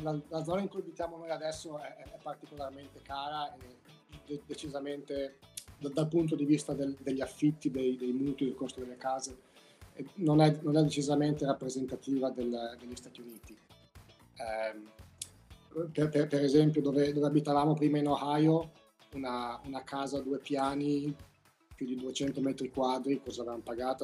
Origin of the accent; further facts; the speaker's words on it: Emilia-Romagna, Italy; moved away as an adult; now in United States; io poi sono romagnolo